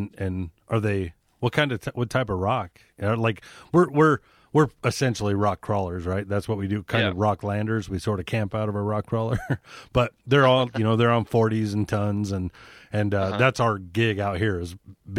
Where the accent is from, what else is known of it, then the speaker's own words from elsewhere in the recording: Arizona, United States; we're from Arizona.